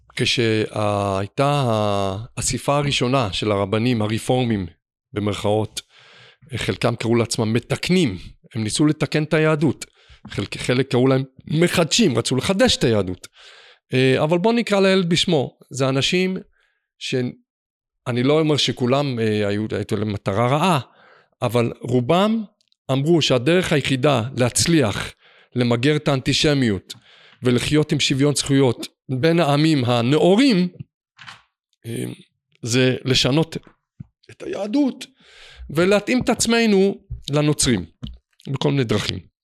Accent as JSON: {"language": "Hebrew", "town": "Jerusalem", "region": "Jerusalem District", "country": "Israel", "tie": "born or raised there", "said": "ואני בתור ילד, שאני בעצמי, למדתי במוסדות חרדיים, כמובן קלאסיים, אפילו בחיידרים פה בירושלים"}